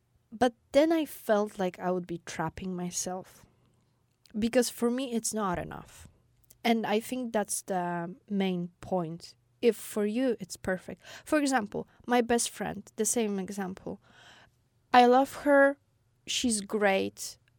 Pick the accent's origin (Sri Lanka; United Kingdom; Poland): Poland; Wrocław, Lower Silesian Voivodeship; born there; I was born in a way bigger city than I lived before. So there was always like, oh, I was born in Wrocław.